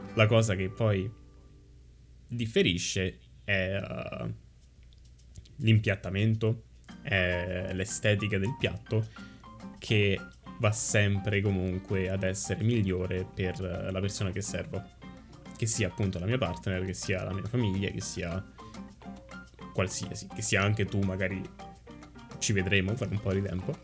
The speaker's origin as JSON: {"language": "Italian", "country": "Italy", "tie": "born or raised there", "moved": "as an adult", "lives_now": "Canada", "said": "siamo cresciuti comunque in Italia"}